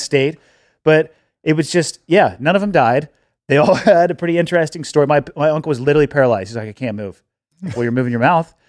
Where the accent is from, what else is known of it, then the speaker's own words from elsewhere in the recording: Santa Cruz, California, United States; moved away as an adult; now in Montana, United States; growing up in Santa Cruz